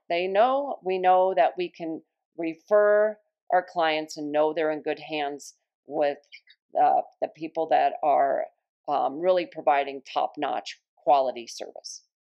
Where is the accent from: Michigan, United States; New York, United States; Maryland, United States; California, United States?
New York, United States; Long Island; moved away; I was born in New York, so once in a while, a New York word will come out just to remind me that I was born in Long Island